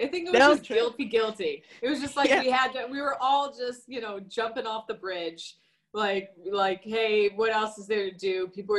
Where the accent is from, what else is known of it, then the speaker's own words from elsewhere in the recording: Chicago, Illinois, United States; I grew up in Chicago